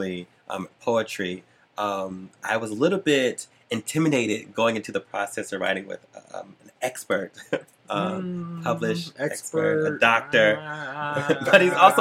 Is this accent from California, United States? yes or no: yes; Southern California, United States; I'm from Southern California, was raised with my grandparents